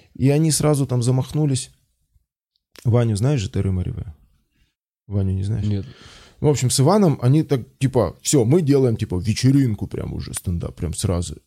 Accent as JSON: {"language": "Russian", "country": "Belarus", "moved": "as an adult", "lives_now": "Moscow, Russia", "said": "я из Беларуси"}